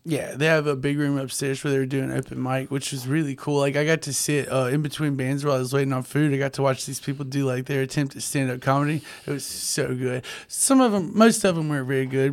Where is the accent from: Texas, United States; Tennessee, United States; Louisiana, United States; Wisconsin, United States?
Louisiana, United States; North; also born or lived in Monroe; growing up in North Louisiana